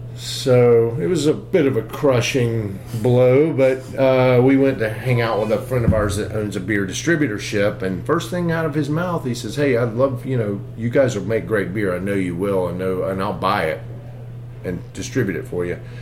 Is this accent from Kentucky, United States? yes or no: no; Greenville, South Carolina, United States; I grew up in Greenville, South Carolina, up in the upstate.